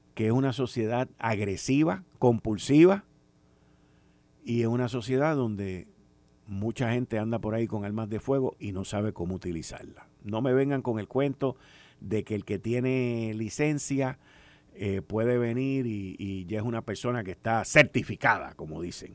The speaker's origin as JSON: {"language": "Spanish", "country": "Puerto Rico", "said": "nos describe a nosotros como boricuas y como puertorriqueños"}